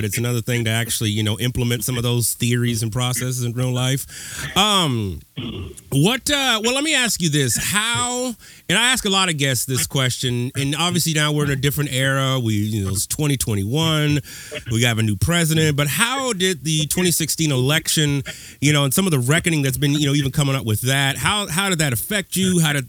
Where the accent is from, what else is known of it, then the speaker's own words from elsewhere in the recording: Pasadena, California, United States; I'm from Pasadena.